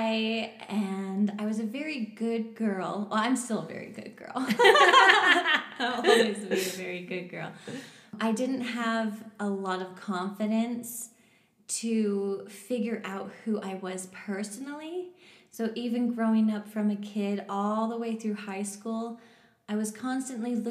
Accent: West Jordan, Utah, United States; also born or lived in Canada; I was born in Canada, but I moved to the U.S. when I was 8 years old, and I grew up in West Jordan.

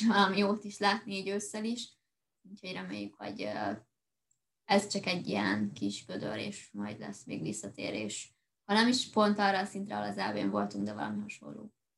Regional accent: Hungary; magyarok vagyunk

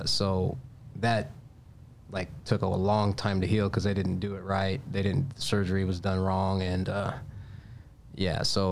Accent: Stockton, California, United States; moved away as an adult; also born or lived in San Diego; now in Burbank, United States; Stockton, born and raised

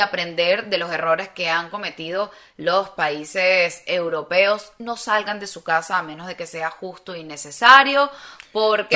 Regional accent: Venezuela; moved away; uno como ciudadano venezolano

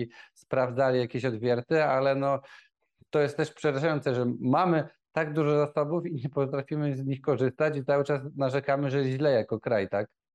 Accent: Nowy Sącz, Lesser Poland, Poland; ja też pochodzę z Nowego Sącza

